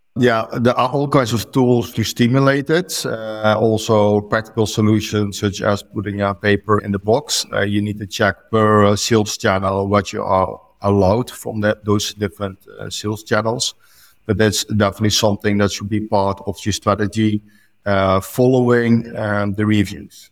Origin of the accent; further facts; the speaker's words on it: Netherlands; now in Lucca, Italy; I'm from the Netherlands